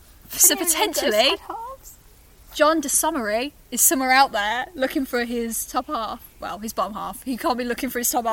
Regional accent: Dudley, West Midlands, United Kingdom; Dudley. Sorry, Tony, I'm from Dudley.

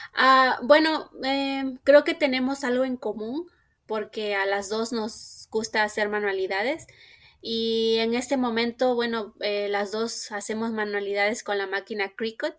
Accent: Mexico; now in Minnesota, United States; nací y crecí en México. En la actualidad radico en Estados Unidos, en el estado de Minnesota

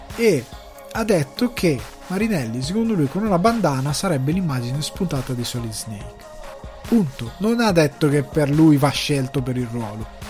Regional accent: Italy; now in Dublin, Ireland; il cinema di provincia come quello del mio paese che è gestito dalla parrocchia

